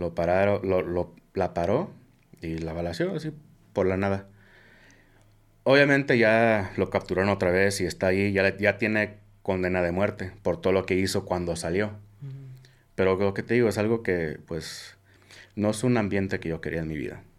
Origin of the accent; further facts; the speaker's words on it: Omaha, Nebraska, United States; yo soy de Omaha, Nebraska